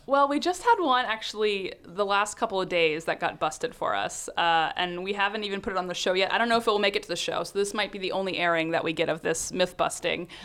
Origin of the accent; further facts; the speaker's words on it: North Carolina, United States; moved away as an adult; now in San Francisco Bay Area, United States; I grew up in North Carolina